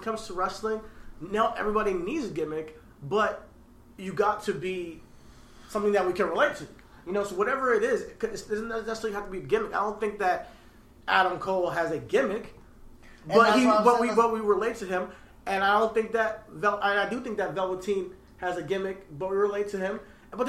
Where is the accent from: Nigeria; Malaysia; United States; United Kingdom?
Nigeria; You know, we're Nigerian out here.